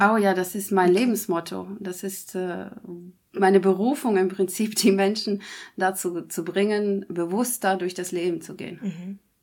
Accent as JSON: {"language": "German", "country": "Germany", "said": "hier bei uns in Deutschland"}